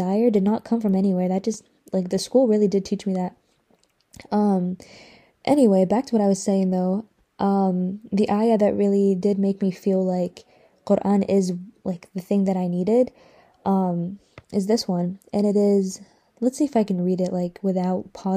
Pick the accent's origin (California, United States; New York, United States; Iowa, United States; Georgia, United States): Georgia, United States; Atlanta; also born or lived in Iraq; So, I was raised in Atlanta because I moved here. When did I move here? When I was like 4 or 5